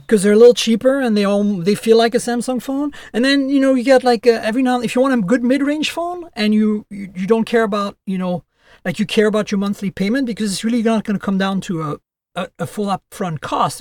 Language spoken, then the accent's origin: English; France; also born or lived in Canada; now in United States; I'm Canadian and who lives in the U S, and I was born and raised in France, so I also have a French citizenship